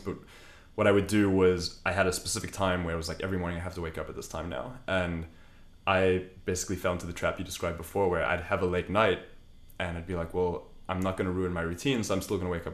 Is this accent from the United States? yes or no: no; South Africa; I'm South African, meat is like in our culture